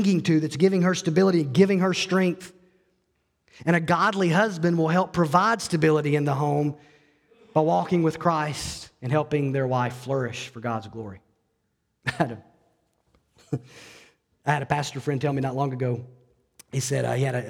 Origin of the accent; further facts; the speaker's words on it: Alabama, United States; I grew up in Alabama